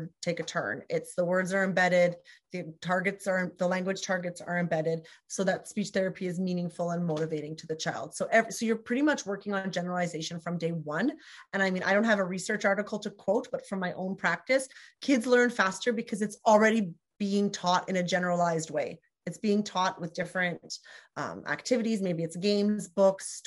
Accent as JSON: {"language": "English", "country": "Canada", "said": "We're both Canadian SLPs"}